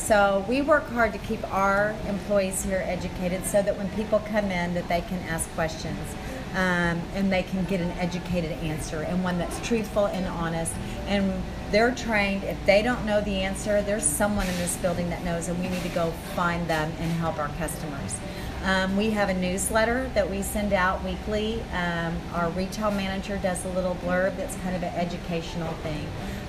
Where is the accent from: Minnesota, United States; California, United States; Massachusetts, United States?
Minnesota, United States; accent: Minnesota; He was from Minneapolis, Minnesota, and so you can see that in my accent there, Minnesota.